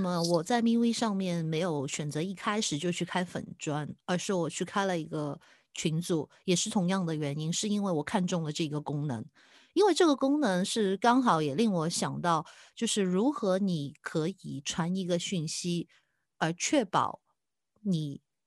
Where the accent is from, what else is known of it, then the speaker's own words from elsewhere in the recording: Hong Kong; 对我们香港人来说